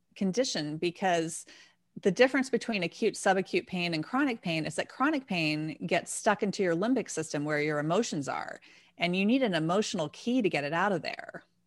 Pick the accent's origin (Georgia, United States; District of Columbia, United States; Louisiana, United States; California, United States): District of Columbia, United States; D.C.; I grew up outside of Washington, D C, so we sang at this Kennedy Center as well